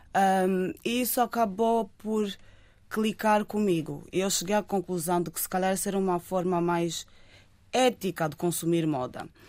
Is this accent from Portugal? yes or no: yes; Lisbon, Portugal; Eu cresci em Lisboa